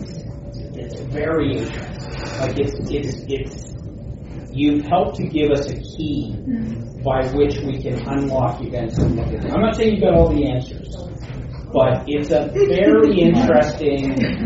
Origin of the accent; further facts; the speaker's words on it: Toronto, Ontario, Canada; I'm from Toronto